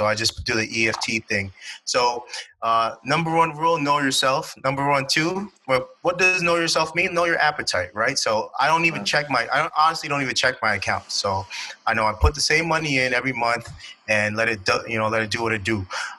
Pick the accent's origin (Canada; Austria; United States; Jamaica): Canada; Toronto, Ontario; moved away; I'm from Toronto.